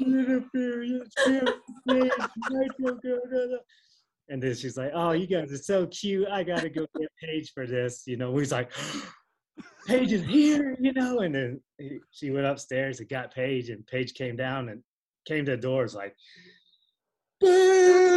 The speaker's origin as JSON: {"language": "English", "town": "Austell", "region": "Georgia", "country": "United States", "tie": "born or raised there", "said": "I grew up in Cobb County, Georgia, so I grew up on WCW"}